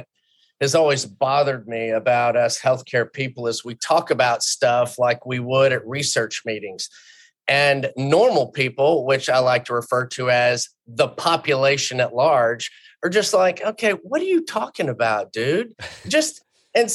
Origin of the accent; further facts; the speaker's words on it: Houston, Texas, United States; I grew up in Houston